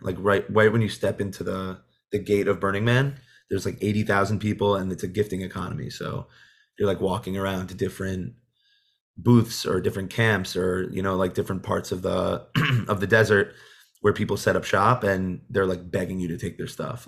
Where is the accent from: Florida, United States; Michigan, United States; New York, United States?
New York, United States; Monsey; I grew up in Muncie.